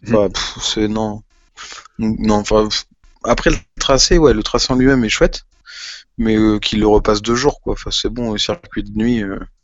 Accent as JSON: {"language": "French", "country": "France", "said": "on est français, qu'on aime notre pays"}